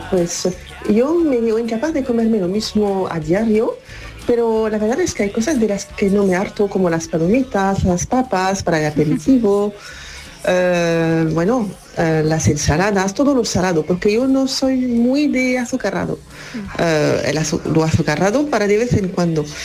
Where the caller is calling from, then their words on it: San José de la Rinconada, Andalusia, Spain; de San José de la Rinconada, en Sevilla.